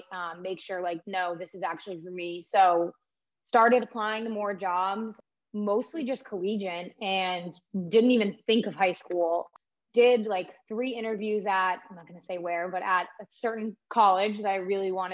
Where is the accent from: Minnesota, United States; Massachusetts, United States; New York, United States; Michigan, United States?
Massachusetts, United States; South Shore; I grew up in the South Shore